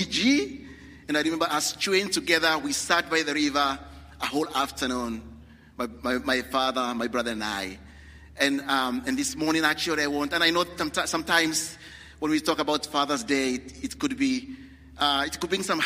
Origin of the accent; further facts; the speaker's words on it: Kenya; moved away; I'm from Kenya